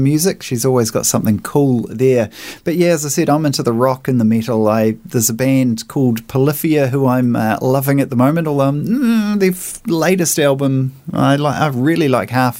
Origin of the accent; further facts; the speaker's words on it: Invercargill, Southland, New Zealand; now in Nelson, New Zealand; I'm from Invercargill originally, so you know, most of us down there seemed to at some point get into the hard rock